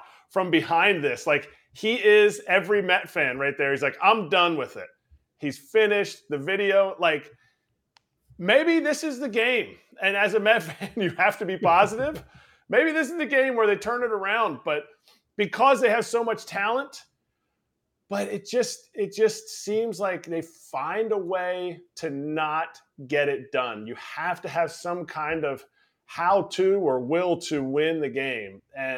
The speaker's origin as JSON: {"language": "English", "region": "Pennsylvania", "country": "United States", "tie": "born or raised there", "said": "my cousin, who I grew up here in Pennsylvania"}